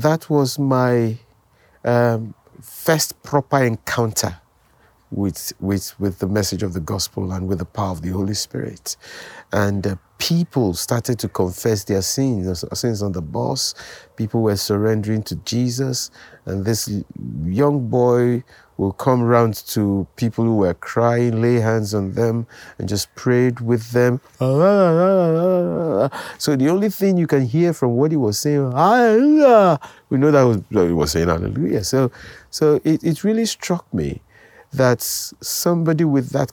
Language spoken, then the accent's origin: English; Lagos, Nigeria; also born or lived in Delta State, Nigeria; I grew up in Lagos. I was born in Lagos, Nigeria. Went to primary school, secondary school, university in Lagos.